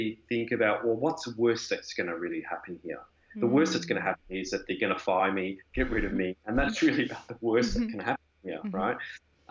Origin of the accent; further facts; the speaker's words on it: Melbourne, Victoria, Australia; moved away as an adult; also born or lived in Europe; I'm originally from Australia in Melbourne